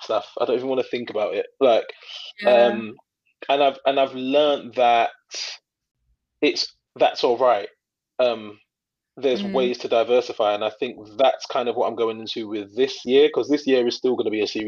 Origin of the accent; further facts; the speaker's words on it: London, United Kingdom; I grew up in East London, and it's there's multicultural, a lot of South Asian people.